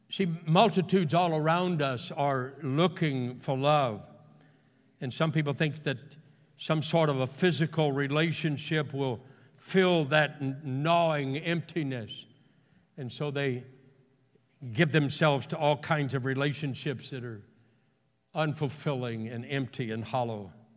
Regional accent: Houston, Texas, United States; he and I grew up together in Houston

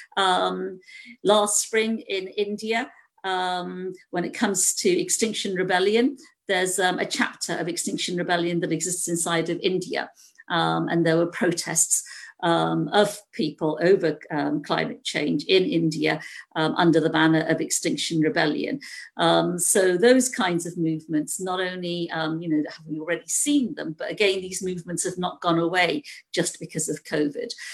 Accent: United Kingdom; being British myself

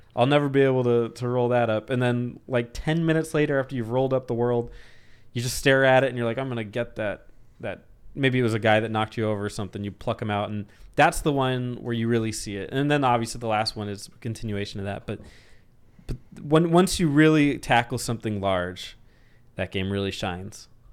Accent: Arizona, United States; I'm from Arizona.

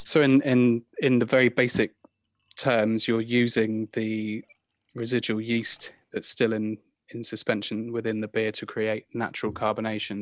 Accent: Ivybridge, South West England, United Kingdom; moved away; also born or lived in Brighton / France; I grew up in Ivy Bridge

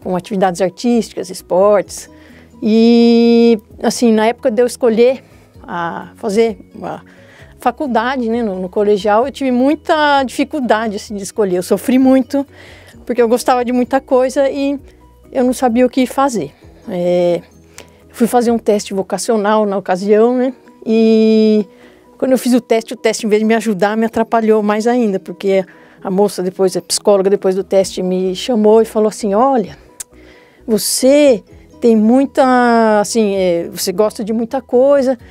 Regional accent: Mogi das Cruzes, São Paulo, Brazil; moved away as an adult; now in São Paulo, Brazil; Eu nasci em Mogi das Cruzes

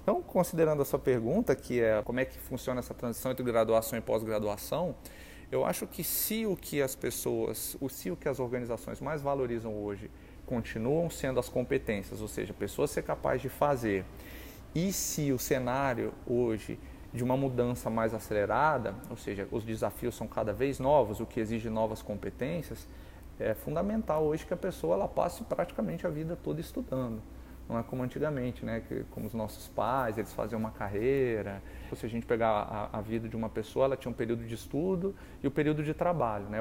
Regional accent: Brasília, Federal District, Brazil; eu nasci, moro em Brasília

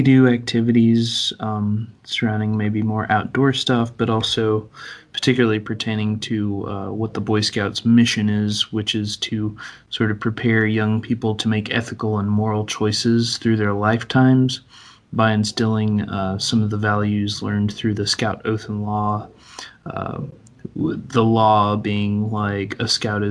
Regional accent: Tennessee, United States; moved away as an adult; also born or lived in Washington State; I come from Tennessee originally

